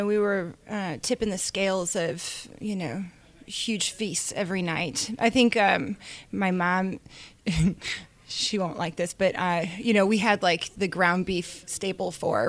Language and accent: English; St. Louis, Missouri, United States; moved away as an adult; also born or lived in Chicago / Kentucky; now in Tennessee, United States; I'm a Midwestern girl. I moved to Tennessee from St. Louis. So, my family's been all over Chicago and St. Louis and Kentucky. But most of my time in St. Louis.